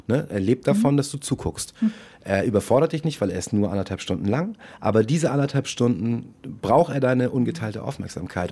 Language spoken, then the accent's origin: German; St. Georg, Hamburg, Germany; also born or lived in Munich; St. Georg war damals ein, wirklich ein fast reines Ausländerviertel, da haben kaum deutsche Kids gewohnt